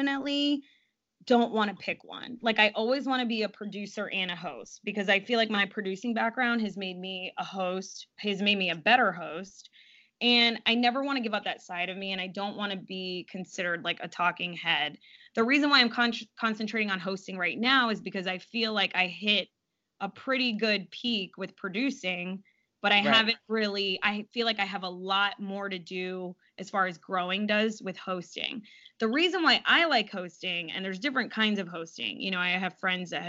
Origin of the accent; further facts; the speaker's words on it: South Florida, United States; I'm from South Florida originally